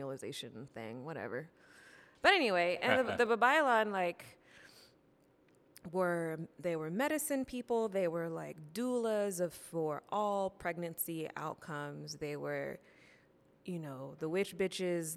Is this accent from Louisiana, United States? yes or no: yes; Columbia, Louisiana, United States; also born or lived in Yokosuka, Japan; then we moved from Yokosuka to Columbia, Louisiana, and moved in with my grandma